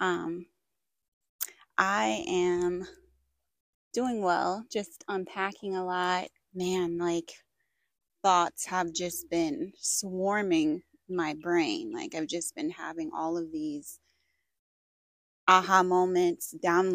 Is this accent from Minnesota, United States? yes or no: yes; Minnesota, United States; I grew up in Minnesota